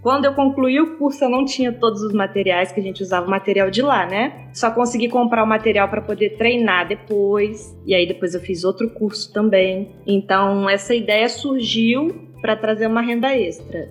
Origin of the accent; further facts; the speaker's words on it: Angra dos Reis, Rio de Janeiro, Brazil; now in Barra Mansa, Brazil; Eu sou de Angra, mas eu moro em Barra Mansa